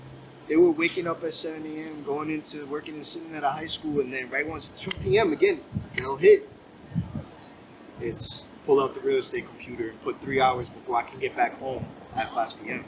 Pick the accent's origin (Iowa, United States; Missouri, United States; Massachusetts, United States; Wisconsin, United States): Massachusetts, United States; Salem; also born or lived in Connecticut; my growing up in Salem